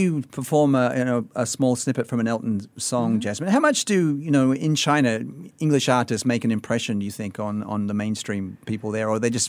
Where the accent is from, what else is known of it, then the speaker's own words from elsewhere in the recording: Sydney, New South Wales, Australia; moved away; my hometown of Sydney, Australia